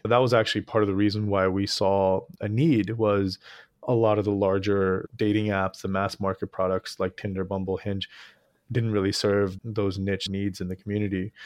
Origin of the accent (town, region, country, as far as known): Easton, Pennsylvania, United States; born or raised there; moved away as an adult; also born or lived in Jalandhar, Punjab, India / Queens, New York; now in San Francisco, United States